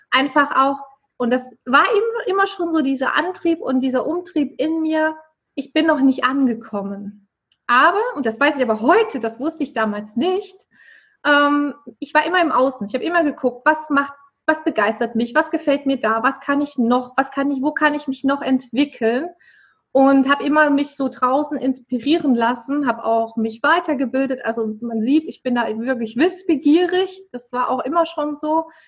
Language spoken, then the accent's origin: German; Erfurt, Thuringia, Germany; Genau, also ich komme aus der Landeshauptstadt von Thüringen, wie du es ja so schön schon angekündigt hast, aus Erfurt mich hat es nur in der Ausbildung mal und im Studium mal ähm, von Erfurt weggezogen.